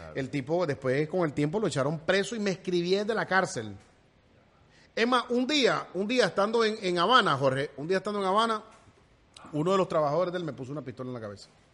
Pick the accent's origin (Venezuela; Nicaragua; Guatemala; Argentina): Nicaragua; now in United States; negrito como de Nicaragua. Yo soy negrito de Bluefield, me crié en el Bluff, pero también allá en Nueva York.